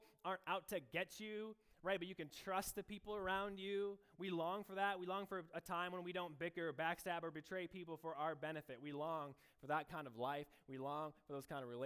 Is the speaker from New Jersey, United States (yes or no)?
no; Michigan, United States; moved away as an adult; now in Iowa, United States; I grew up in Michigan